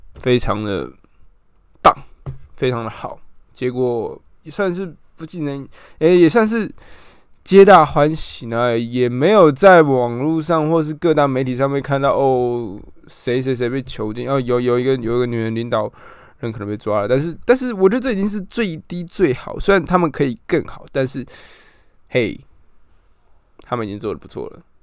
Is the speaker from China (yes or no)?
no; Taiwan; 身为台湾人